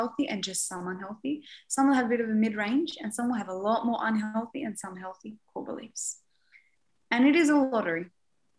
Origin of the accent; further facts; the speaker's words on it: Beirut, Beirut Governorate, Lebanon; I was born in Beirut